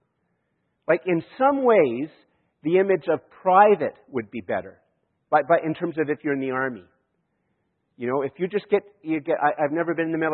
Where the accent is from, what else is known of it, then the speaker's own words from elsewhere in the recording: Canada; I am a Canadian and I live in Canada